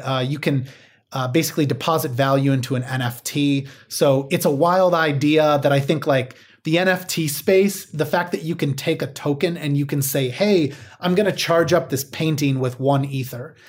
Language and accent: English; Midwest, United States; I grew up in the Midwest